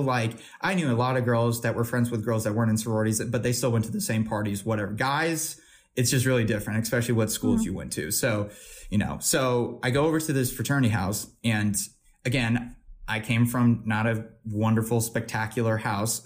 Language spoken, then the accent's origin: English; Missouri, United States